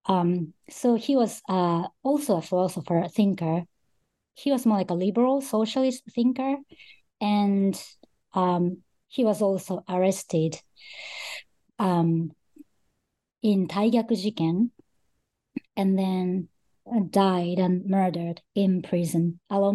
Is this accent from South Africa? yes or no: no; Japan; also born or lived in Australia / Russia; I was born in Japan and grew up in Japan most of my life.